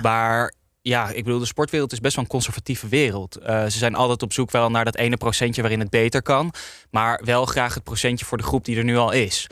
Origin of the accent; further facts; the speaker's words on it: Amsterdam, North Holland, Netherlands; ik kom uit Amsterdam Nieuw-West.